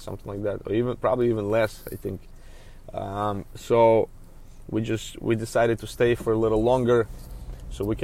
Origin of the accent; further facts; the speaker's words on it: Belarus; English is a second language; moved away as an adult; also born or lived in New York City; now in United States; I came from Belarus back in 2003. Belarus is a small country in Eastern Europe. It borders with Russia and Ukraine. So at that time I was a student in college in Belarus